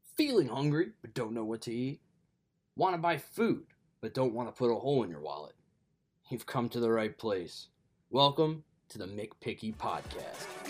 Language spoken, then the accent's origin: English; Long Island, New York, United States; moved away as an adult; now in New Jersey, United States; I currently live in New Jersey, right around my campus. But I wasn't always from here. In fact, I'm from Long Island, and that's where my picky days really started